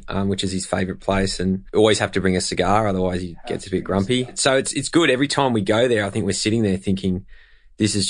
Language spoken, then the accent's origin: English; Australia; also born or lived in New York / London; I'm pretty proud of being Australian